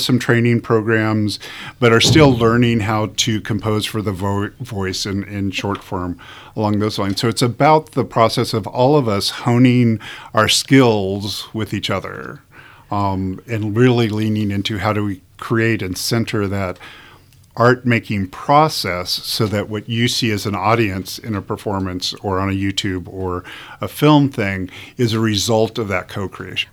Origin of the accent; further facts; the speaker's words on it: Southern California, United States; moved away as an adult; also born or lived in Chicago / Detroit / New York; now in Omaha, United States; I grew up in Southern California.